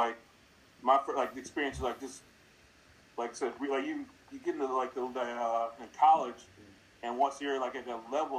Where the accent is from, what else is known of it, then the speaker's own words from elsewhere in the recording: United States; I grew up in Washington